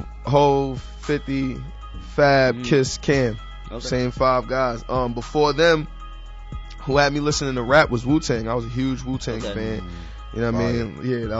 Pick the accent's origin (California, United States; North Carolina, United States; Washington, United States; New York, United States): New York, United States; New York City; I'm from Harlem, so we kind of got like that calm tone a little bit.